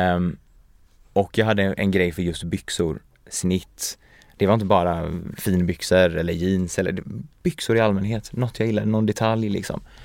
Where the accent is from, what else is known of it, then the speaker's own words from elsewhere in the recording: Sweden; also born or lived in Paris / Gothenburg; Jag är ju uppvuxen i, i Sverige